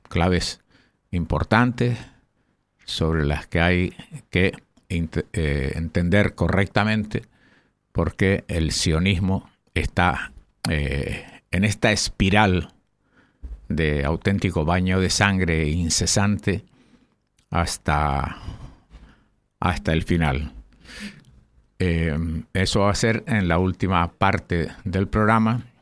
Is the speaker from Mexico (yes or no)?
no; Canary Islands, Spain; Tú sabes que aquí los canarios somos medio cubanos y medio canarios.